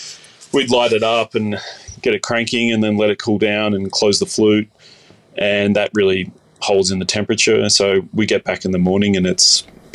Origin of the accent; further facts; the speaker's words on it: Baulkham Hills, New South Wales, Australia; And growing up in Borkham Hills, so I'd be catching the train at about 6 a.m. in the morning.